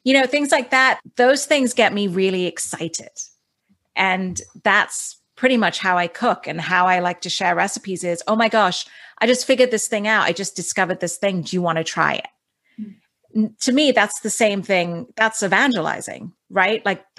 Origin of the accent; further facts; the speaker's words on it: Dubai, United Arab Emirates; that was the thing also about growing up in Dubai, is that it's such a cosmopolitan city.